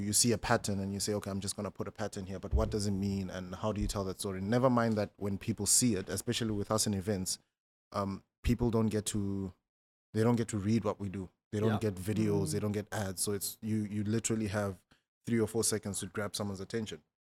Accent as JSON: {"language": "English", "region": "northern South Africa", "country": "South Africa", "said": "I'm South African, but I'm part of a tribe that's a very small minority in South Africa."}